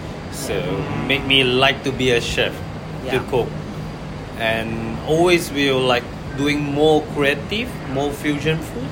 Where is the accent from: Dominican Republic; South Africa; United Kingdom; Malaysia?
Malaysia; moved away as an adult; now in Australia; I'm Malaysian.